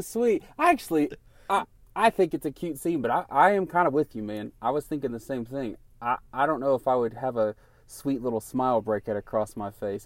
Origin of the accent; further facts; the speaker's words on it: Knoxville, Tennessee, United States; we're from Knoxville, Tennessee